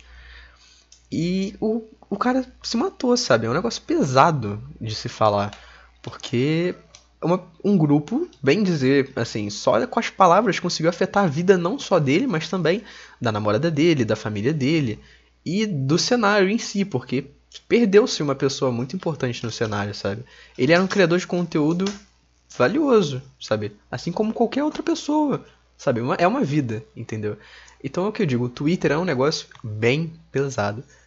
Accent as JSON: {"language": "Portuguese", "country": "Brazil", "said": "sendo brasileiro"}